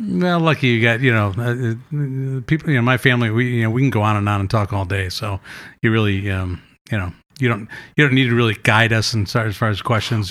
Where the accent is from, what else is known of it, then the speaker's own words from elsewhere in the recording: Madison, Wisconsin, United States; moved away as an adult; also born or lived in New York; I moved back to Madison from New York, and I kinda got back to my roots